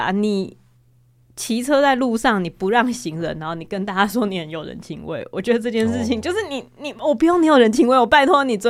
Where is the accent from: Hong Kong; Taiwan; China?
Taiwan; 我虽然自己也身为台湾人的一份子，